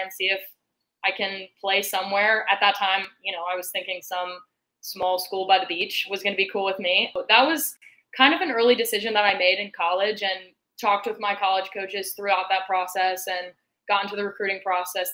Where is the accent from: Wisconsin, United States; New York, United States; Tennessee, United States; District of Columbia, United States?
Tennessee, United States; Knoxville; moved away as an adult; my club growing up in Knoxville